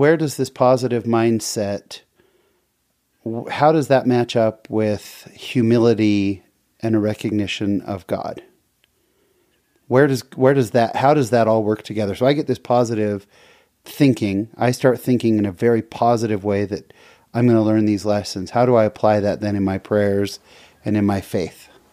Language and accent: English; San Jose, California, United States; also born or lived in Seattle; I grew up in San Jose, California